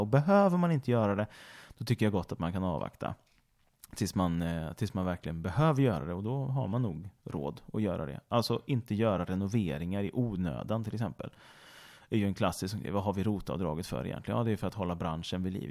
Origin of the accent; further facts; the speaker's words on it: Mariestad, Västra Götaland, Sweden; moved away; i Mariestad, där jag kommer ifrån också givetvis